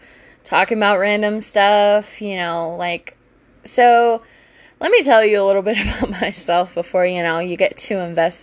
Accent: Virginia, United States; anyways, I grew up in Virginia. I played lacrosse for, I think it was either my junior or senior year of high school.

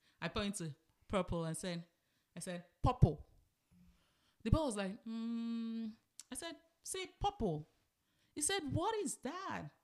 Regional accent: Nigeria; moved away as an adult; also born or lived in Lagos, Nigeria; now in United States; I come from a country called Nigeria

